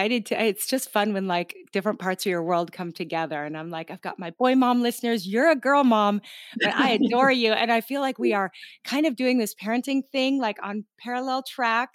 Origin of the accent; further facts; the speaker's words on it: Gig Harbor, Washington, United States; I grew up in Gig Harbor, Washington.